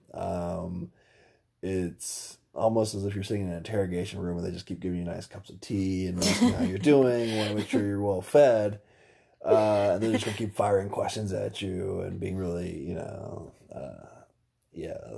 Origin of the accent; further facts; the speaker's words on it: Indiana, United States; I'm from Indiana.